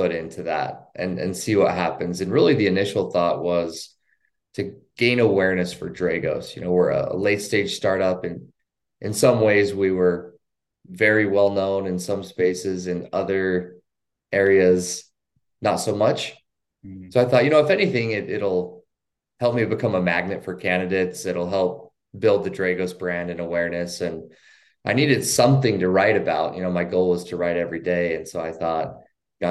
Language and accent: English; Idaho, United States; I work remotely from my hometown in Idaho.